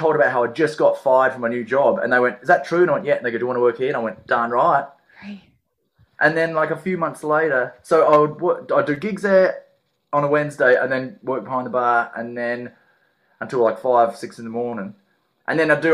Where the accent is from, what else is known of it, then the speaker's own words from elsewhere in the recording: Perth, Western Australia, Australia; moved away as an adult; also born or lived in Adelaide / Melbourne; now in Ireland; I was born in Adelaide, grew up in Perth